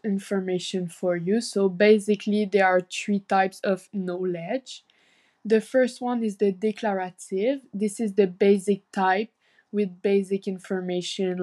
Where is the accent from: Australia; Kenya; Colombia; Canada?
Canada; Saint-Jérôme, Quebec; I'm 15 years old and I'm from Saint-Jérôme